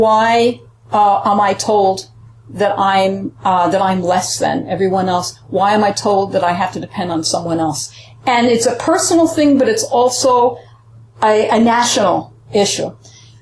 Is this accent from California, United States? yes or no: no; New York, United States; also born or lived in Puerto Rico; I grew up partly in New York, that's why I speak English well. And I live there and in Puerto Rico.